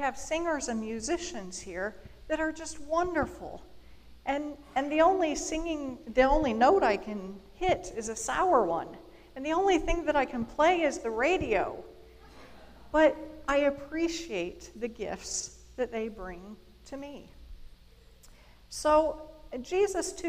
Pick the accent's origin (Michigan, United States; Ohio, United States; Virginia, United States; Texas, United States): Ohio, United States; Bryan; I was born and raised in Bryan, Ohio